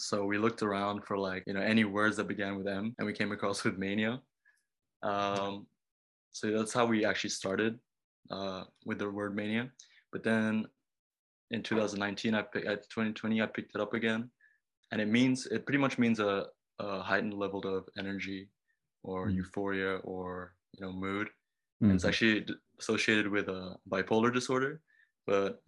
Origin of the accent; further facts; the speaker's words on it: Bali, Indonesia; also born or lived in Japan; I was born in Bali